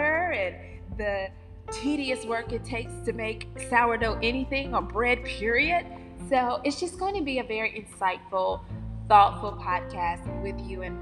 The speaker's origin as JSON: {"language": "English", "region": "North Carolina", "country": "United States", "accent": "Southern", "said": "I'm from North Carolina, if you can't already tell with the Southern vernacular and accent"}